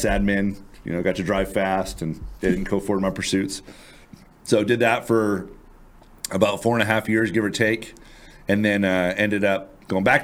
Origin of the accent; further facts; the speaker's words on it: Fair Oaks, California, United States; I grew up in Fair Oaks, California, which is just out of Sacramento.